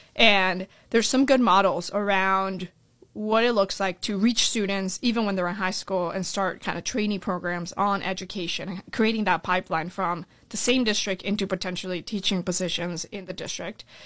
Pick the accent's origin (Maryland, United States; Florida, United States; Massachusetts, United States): Florida, United States; Orlando; also born or lived in Colombia / California; I was born in Columbia. Uh, my family came here when I was seven years old. We moved to Orlando, Florida, and that's kinda where I, I really grew up